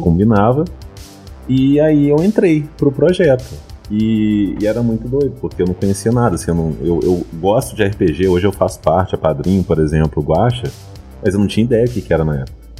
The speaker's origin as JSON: {"language": "Portuguese", "region": "Minas Gerais", "country": "Brazil", "accent": "mineiro", "said": "o meu desafio era tirar totalmente o sotaque mineiro"}